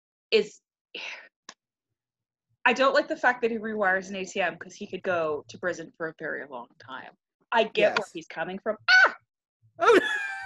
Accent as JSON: {"language": "English", "region": "Scotland", "country": "United Kingdom", "said": "I'm Scottish"}